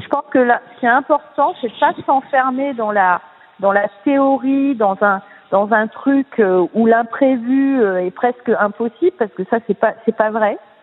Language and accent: French; Nice, Provence-Alpes-Côte d'Azur, France; je suis une fille du sud puisque je suis née à Nice